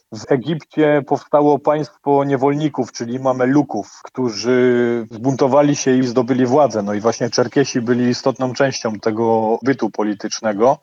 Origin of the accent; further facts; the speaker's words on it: Poznań, Greater Poland, Poland; ja jestem z Poznania.